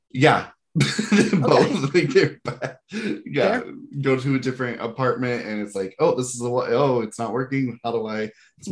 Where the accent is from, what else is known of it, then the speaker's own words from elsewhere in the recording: Georgia, United States; I grew up in Georgia